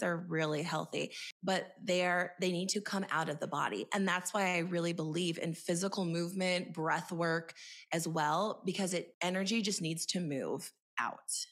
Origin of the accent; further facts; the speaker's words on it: Montana, United States; moved away; also born or lived in Boise, Idaho / California; I grew up in Montana, and I say that because I grew up in a very small town